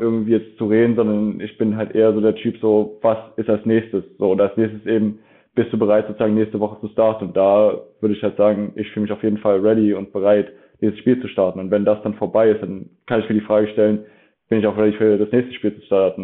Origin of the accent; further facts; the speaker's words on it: Dresden, Saxony, Germany; moved away; also born or lived in Leipzig; bin ursprünglich aus Dresden. Ähm, und da habe ich auch sehr lange Football gespielt. Also da habe ich wirklich, ich habe mit neun Jahren bei den Dresden Marlies angefangen